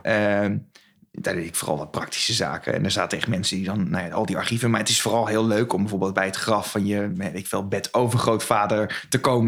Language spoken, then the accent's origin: Dutch; Westland, South Holland, Netherlands; moved away as an adult; also born or lived in Utrecht / Arnhem; now in Zwolle, Netherlands; ik kom oorspronkelijk uit Westland